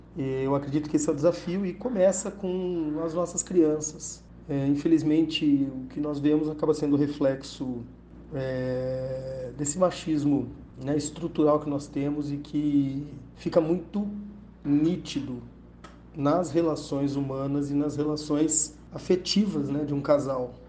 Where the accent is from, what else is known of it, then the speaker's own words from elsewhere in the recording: Bauru, São Paulo, Brazil; sou de Bauru, advogado